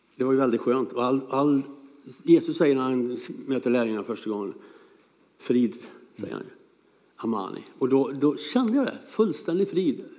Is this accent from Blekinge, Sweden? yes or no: no; Hönsa, Ramsberg parish, Örebro County, Sweden; also born or lived in Same, Tanzania / Lebanon; Vi bodde i Hönsa.